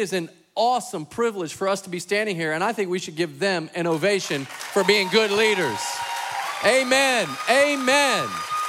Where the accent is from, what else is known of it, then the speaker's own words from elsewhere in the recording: Dallas, Texas, United States; moved away as an adult; now in Concord, United States; So Jason and I grew up in Dallas, Texas, home of God's favorite football team.